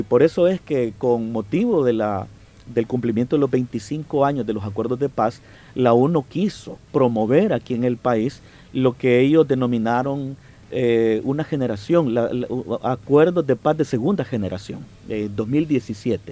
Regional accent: El Salvador; somos un pueblo, somos hermanos, somos salvadoreños

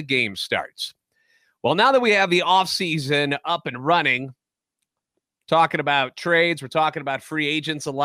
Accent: St. Louis, Missouri, United States; born and raised in the Lou

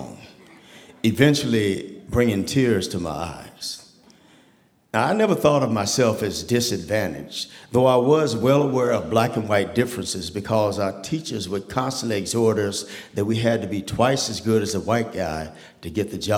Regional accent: Tulsa, Oklahoma, United States; I grew up in Tulsa, Oklahoma

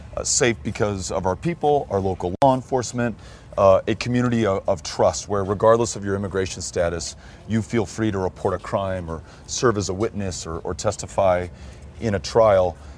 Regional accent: El Paso, Texas, United States; I was born and raised in El Paso

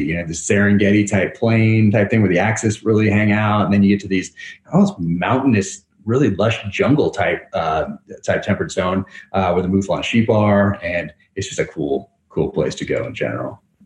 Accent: north of San Francisco, Northern California, United States; I grew up in Northern California

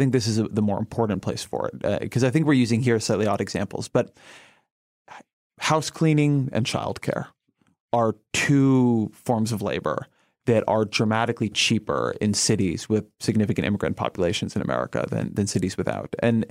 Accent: Southern California, United States; I grew up in Southern California.

